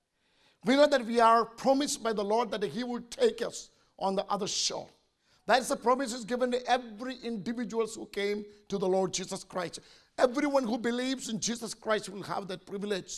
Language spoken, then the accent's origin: English; India; as an Indian